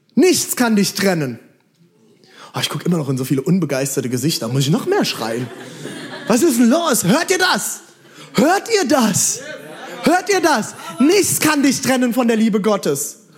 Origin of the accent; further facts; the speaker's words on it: Mainz, Rhineland-Palatinate, Germany; Mainz, ich komme aus Mainz